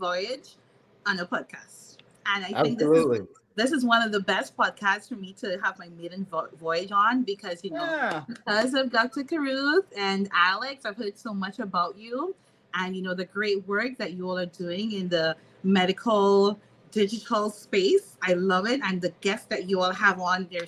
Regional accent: Trinidad & Tobago; moved away as an adult; now in Maryland, United States; I'm from Trinidad and Tobago, just like, you know, Monique. And I left my country

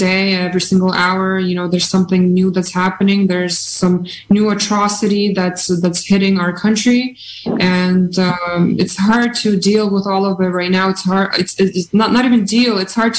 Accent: Canada; moved away as an adult; now in Ukraine; growing up in Canada and, you know, being born and having roots in Ukraine

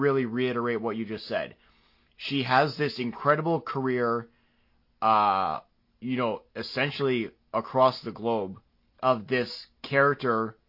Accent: Canada; accent: Canadian; my Canadian accent

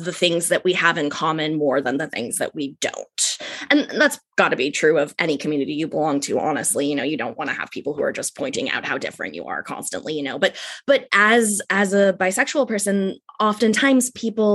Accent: Ojai, California, United States; moved away as an adult; also born or lived in San Francisco Bay Area, California; It's Ojai, California

